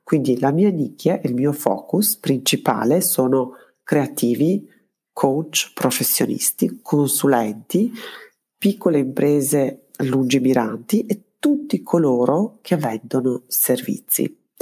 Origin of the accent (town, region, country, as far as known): Belgrade, Serbia; born or raised there; moved away as an adult; also born or lived in Trento, Italy